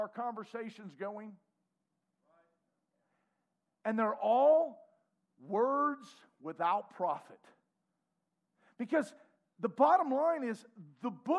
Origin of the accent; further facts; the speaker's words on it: United States; I am as American as you can believe.